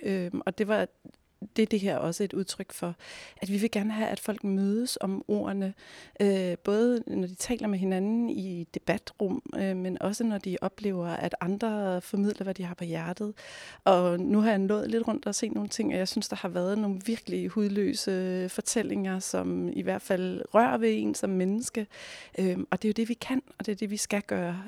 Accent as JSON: {"language": "Danish", "town": "Næstved", "region": "Zealand", "country": "Denmark", "tie": "born or raised there", "said": "jeg selv er barnefødt i Næstved"}